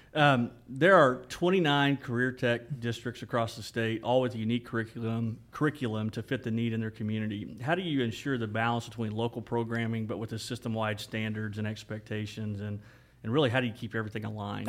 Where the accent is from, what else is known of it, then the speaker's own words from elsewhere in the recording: Ripley, Oklahoma, United States; we, we grew up, um, close to each other growing up in Ripley